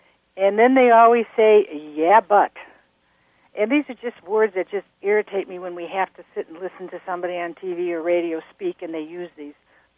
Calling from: Park Falls, Wisconsin, United States; we're from Park Falls, Wisconsin.

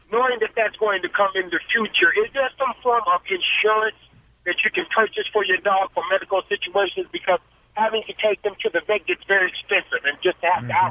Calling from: Los Angeles, California, United States; I'm calling from Los Angeles.

